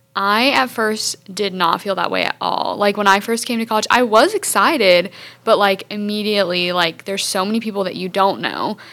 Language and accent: English; Hartsville, South Carolina, United States; I'm a junior communications major from Hartsville, South Carolina